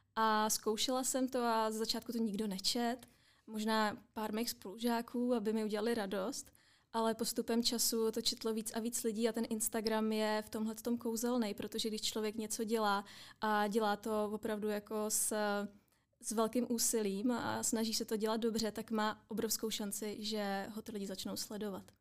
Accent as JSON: {"language": "Czech", "country": "Czechia", "said": "my jako Češi"}